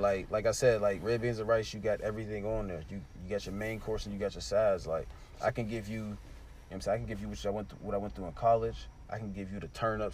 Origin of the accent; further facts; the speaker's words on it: Pittsburgh, Pennsylvania, United States; I'm really from the north and went across the street to go to the crib after